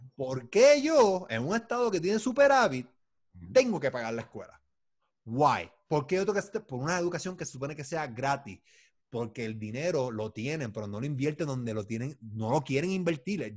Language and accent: Spanish; Puerto Rico; yo soy puertorriqueño